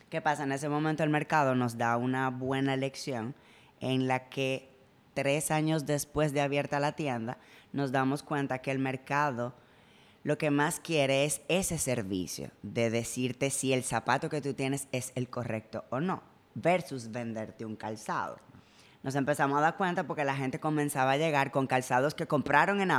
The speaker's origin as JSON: {"language": "Spanish", "country": "Spain", "tie": "born there", "said": "Yo nací en España."}